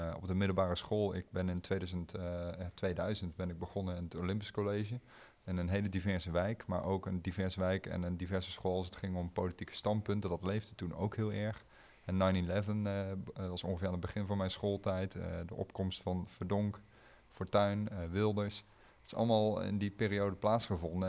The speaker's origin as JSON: {"language": "Dutch", "town": "Arnhem", "region": "Gelderland", "country": "Netherlands", "tie": "born or raised there", "said": "ik kom uit Arnhem-Zuid"}